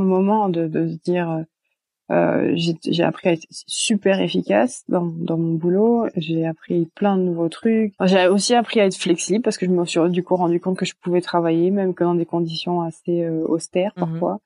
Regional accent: Brittany, France; moved away as an adult; also born or lived in Belgium; now in California, United States; je viens de Bretagne en, bah, en France

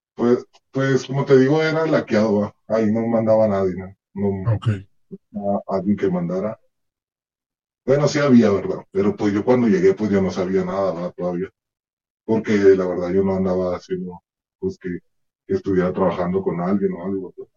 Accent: Ciudad Juárez, Chihuahua, Mexico; soy de Ciudad Juárez

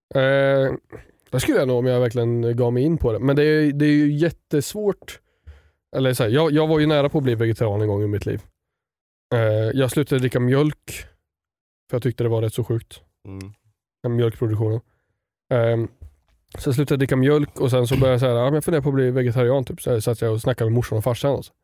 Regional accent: Östergötland, Sweden; accent: östgötska; jag tror min östgötska försvinner ju.

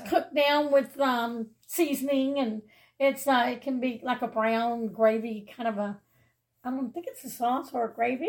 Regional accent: New Orleans, Louisiana, United States; I grew up in New Orleans, and I always grew up knowing that my family made red beans on Mondays.

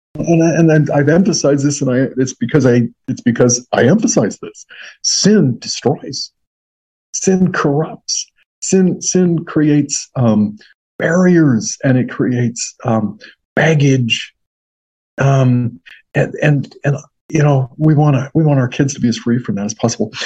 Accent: Western Washington State, United States; moved away as an adult; now in Carolinas, United States; we're from Western Washington State.

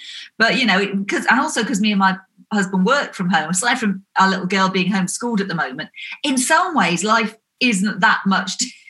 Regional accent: Wiltshire, South West England, United Kingdom; also born or lived in Nottingham; now in East Sussex, United Kingdom; We're in East Sussex in the south of the UK. Originally, I'm from Wiltshire. Then I lived in Nottingham in the Midlands for a long while.

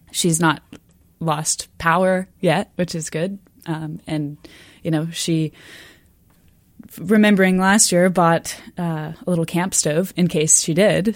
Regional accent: Austin, Texas, United States; moved away as an adult; also born or lived in Arkansas; now in Canada; I'm from Texas, but I grew up in Austin

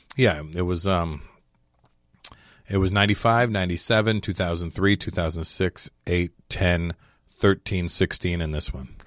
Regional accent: Canada; moved away as an adult; now in United States; I'm Canadian.

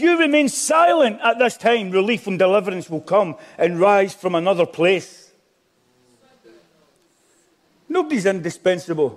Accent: Glasgow, Scotland, United Kingdom; I'm Glaswegian

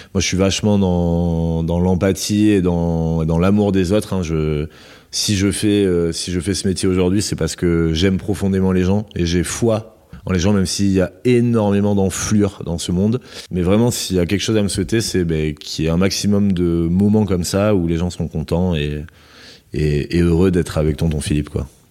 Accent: Landes, Nouvelle-Aquitaine, France; now in Bordeaux, France; je suis originaire des Landes, donc j'ai été bercé dans les lotos.

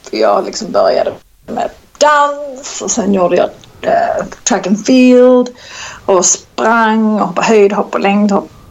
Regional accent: Skåne, Sweden; accent: Scanian; Och han, det enda jag har kunnat lära honom är med att jag pratar skånska

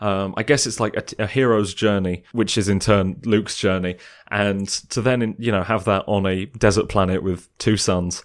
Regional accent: England, United Kingdom; me as an English person

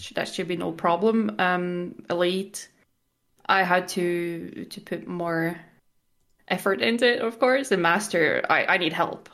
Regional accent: Norway; I'm from Norway, and I am twenty-five years old

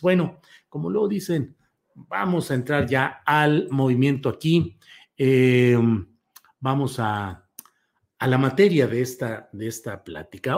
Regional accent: Torreón, Coahuila, Mexico; moved away; mi tierra natal, Torreón, Coahuila

